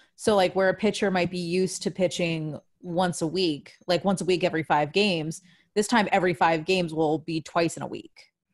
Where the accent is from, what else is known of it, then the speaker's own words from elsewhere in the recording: Washington, District of Columbia, United States; moved away as an adult; also born or lived in Nashville; I was still living in DC. Obviously, I hadn't left home yet. Well, no, I mean, I had left my parents' house. I was living on my own, but when I say I haven't left left home, I was still living in my hometown.